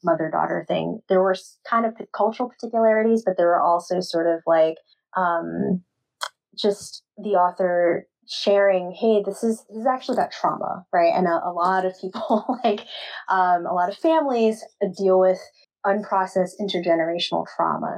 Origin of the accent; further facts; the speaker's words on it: New York City, New York, United States; now in St. Paul, United States; I grew up in Queens, New York, so I went to Flushing Library in Main Street, Queens